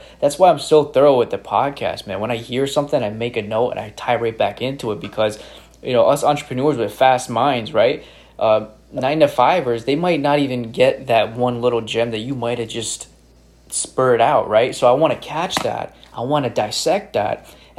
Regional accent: Albany, New York, United States; accent: upstate; Upstate New York, Albany, the capital.

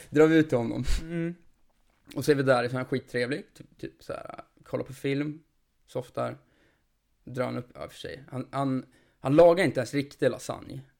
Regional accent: Jämtland, Sweden

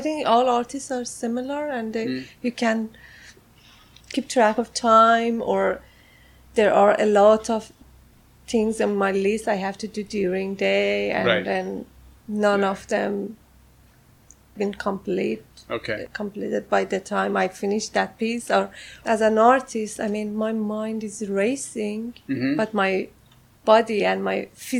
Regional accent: Tehran, Tehran Province, Iran; accent: Farsi; English is a second language; moved away as an adult; also born or lived in Malaysia; I was born in Tehran, Iran. In Tehran, okay, Iran, okay. And I left Iran 2009. So I grew up there. I went to university.

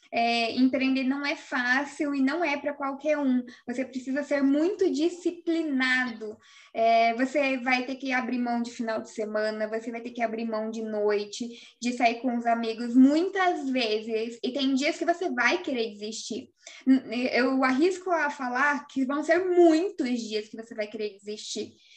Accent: Cascavel, Paraná, Brazil; also born or lived in Laranjeiras do Sul, Paraná; quando ele veio para Cascavel, eu tinha ali meus oito anos de idade

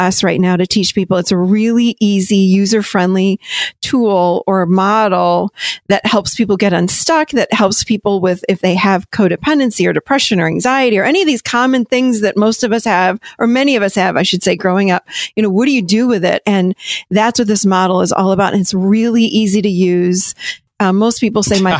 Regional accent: Rochester, New York, United States; I grew up up in Rochester, New York

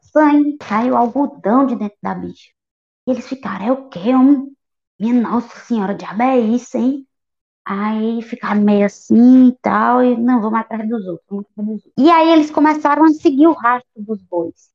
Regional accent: Northeast Brazil, Brazil; a gente é nordestina.

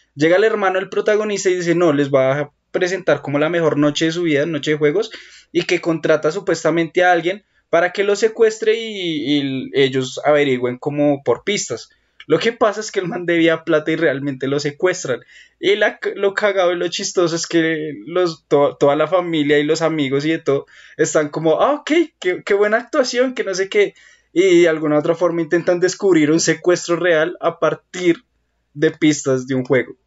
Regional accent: Colombia; Yo como buen colombiano

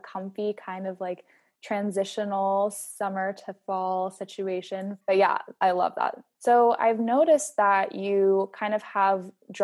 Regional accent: East Coast, United States; I'm from the East Coast too

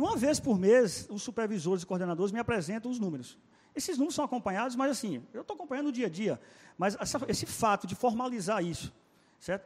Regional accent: Salinas, Minas Gerais, Brazil; moved away as an adult; now in Petrolina, Brazil; lá em Salinas, Minas Gerais, minha cidade natal.

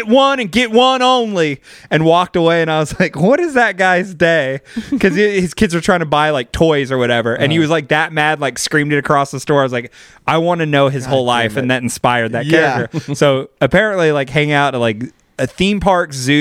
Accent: Bakersfield, California, United States; accent: slight drawl; a very aggro, entitled hillbilly from Bakersfield, which is my hometown.

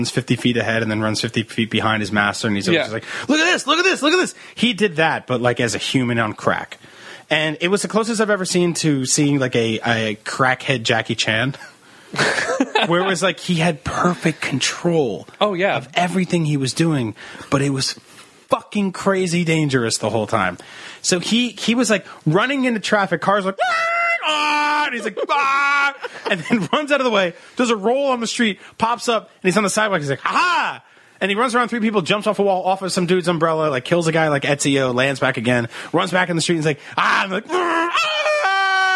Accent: Jersey City, New Jersey, United States; first language Italian; also born or lived in Italy; I was born in Jersey City, New Jersey, and then I lived in Italy for a year.

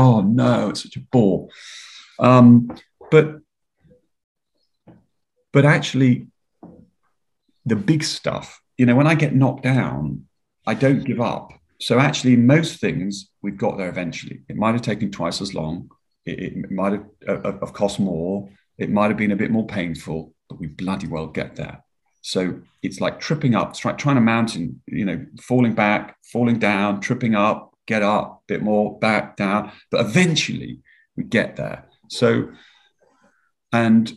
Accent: Yorkshire and the Humber, United Kingdom; also born or lived in Marlow/Henley, South East England; now in Marlow, United Kingdom; I was brought up in Yorkshire

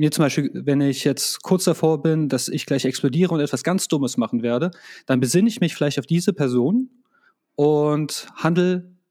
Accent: Croatia; Also für mich ist es halt einfach, ähm, als Kroate, das klingt jetzt ein bisschen doof, wenn ich das sage, hat, da bist du schon doch mehr Patriot als hierzulande.

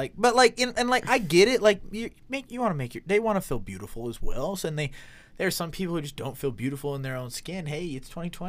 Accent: Blackfoot, Idaho, United States; It's my hometown, baby.

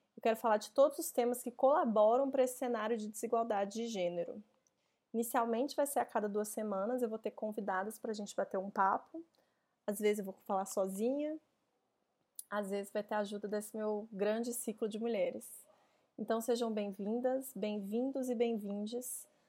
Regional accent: Belo Horizonte, Minas Gerais, Brazil; moved away as an adult; now in São Paulo, Brazil; eu nasci em BH

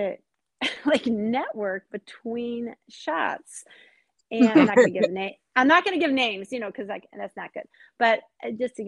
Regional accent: Seattle, Washington, United States; I'm from Seattle.

